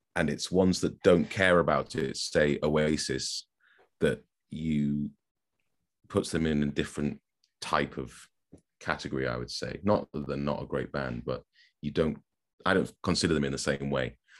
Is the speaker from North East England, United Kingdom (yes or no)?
yes; Newcastle upon Tyne, North East England, United Kingdom; moved away as an adult; also born or lived in Manchester; now in Stockport, United Kingdom; I was born in Newcastle, yep. Um, I've lived in Manchester now for just slightly longer than half my life, so I guess I'm now a Manc, but call me what you will, I don't sound like it. I'm from Newcastle